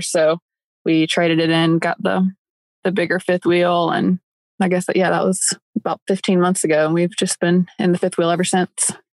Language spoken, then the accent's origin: English; upstate South Carolina, United States; moved away as an adult; We're both from South Carolina, upstate South Carolina